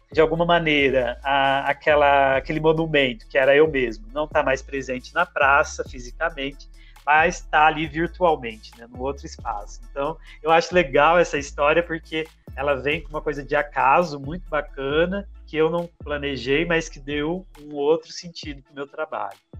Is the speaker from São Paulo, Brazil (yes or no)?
no; Minas Gerais, Brazil; moved away as an adult; now in Campinas, Brazil; Nasci em Minas, tenho 30 anos. Desses 30 anos, 10 morando aqui em Campinas, onde resido atualmente